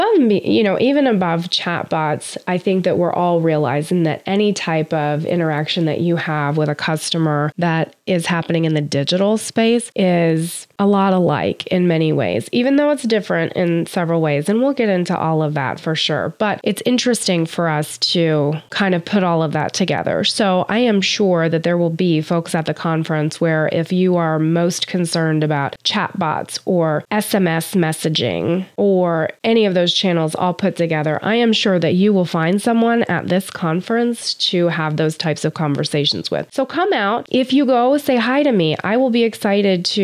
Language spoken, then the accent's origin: English; United States; as a United States citizen